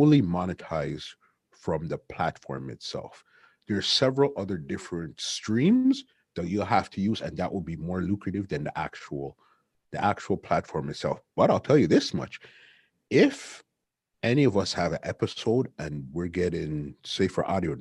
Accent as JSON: {"language": "English", "country": "Canada", "said": "us being from Canada"}